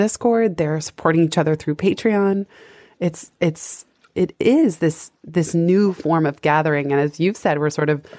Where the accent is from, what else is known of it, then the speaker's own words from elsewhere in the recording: San Francisco, California, United States; I grew up in San Francisco.